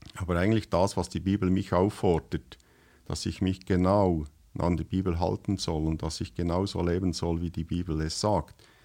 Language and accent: German; Switzerland; das, was wir jetzt hier sprechen, ist ja für euch eigentlich Schweizerdeutsch, aber für uns ist das eigentlich eine Fremdsprache.